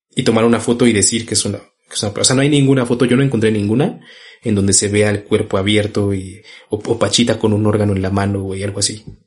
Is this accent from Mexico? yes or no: yes; Mexico; como mexicanos y como latinoamericanos